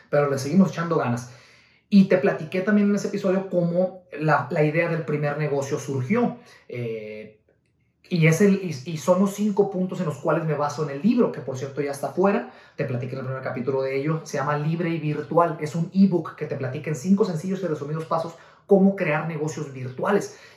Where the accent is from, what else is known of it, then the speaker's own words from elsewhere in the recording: Guadalajara, Jalisco, Mexico; nosotros venimos de Guadalajara, Jalisco, México, eh, estuvimos al frente del negocio por 8 o 9 años aproximadamente, al frente del negocio familiar, una agencia de renta de autos.